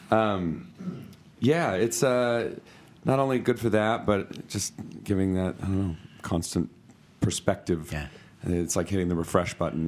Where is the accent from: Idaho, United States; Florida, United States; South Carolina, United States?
Idaho, United States; McCall; I'm from McCall.